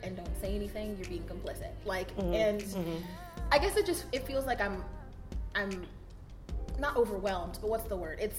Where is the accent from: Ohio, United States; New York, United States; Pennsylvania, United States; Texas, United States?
Ohio, United States; Twinsburg; I grew up in Twinsburg, right? Mm-hmm. I grew up in one of the whitest fucking suburbs.